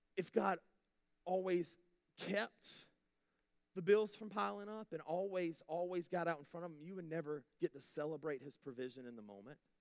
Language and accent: English; United States